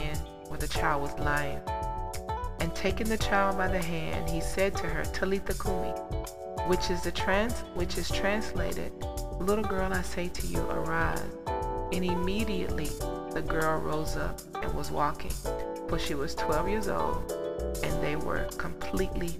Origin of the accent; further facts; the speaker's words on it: United States; we in America, we grew up in such a deranged age and dispensation of time